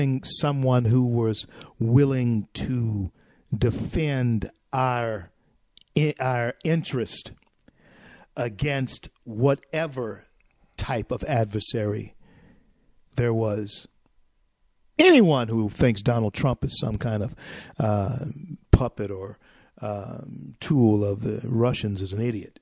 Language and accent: English; Louisiana, United States; now in Colorado, United States; in my home state of Louisiana, even though I'm here in Colorado now